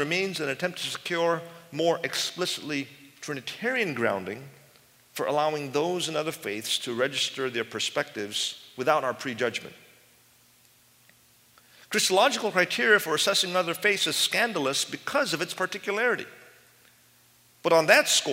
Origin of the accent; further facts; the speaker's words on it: United States; I'm American